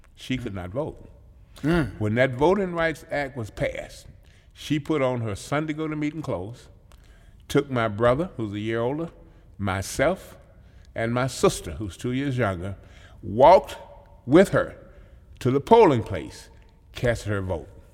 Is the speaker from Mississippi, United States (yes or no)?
yes; Mississippi, United States; moved away as an adult; also born or lived in Joliet, Illinois; now in Madison, United States; growing up in Mississippi, understanding and experiencing segregated schools